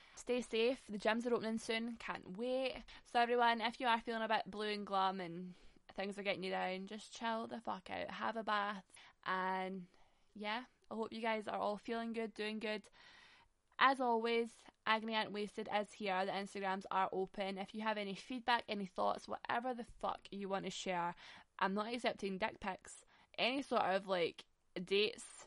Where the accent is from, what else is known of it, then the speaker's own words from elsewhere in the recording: Glasgow, Scotland, United Kingdom; we're from Glasgow.